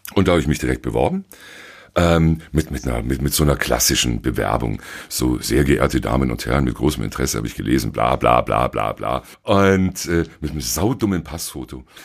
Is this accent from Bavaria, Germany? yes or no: yes; Allgäu, Bavaria, Germany; moved away; Ich bin Allgäuer und war damals auch noch im, im Allgäu